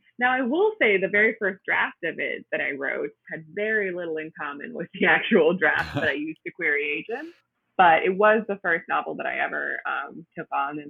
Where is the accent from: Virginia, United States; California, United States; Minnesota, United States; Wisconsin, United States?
Wisconsin, United States; Milwaukee; accent: Midwest; now in Brooklyn, United States; No, I'm actually from the Milwaukee area.